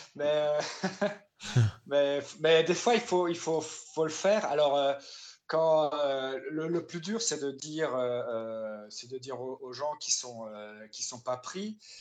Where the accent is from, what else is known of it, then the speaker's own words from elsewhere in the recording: Saint-Louis, Grand Est, France; now in Strasbourg, France; j'avais commencé le théâtre dans, dans, ma ville natale à Saint-Louis, en Alsace, quand j'avais 9 ans